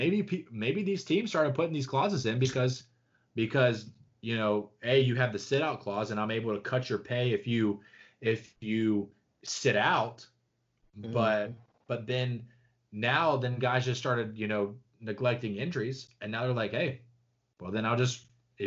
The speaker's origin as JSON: {"language": "English", "region": "Georgia", "country": "United States", "tie": "born or raised there", "said": "I grew up in Georgia."}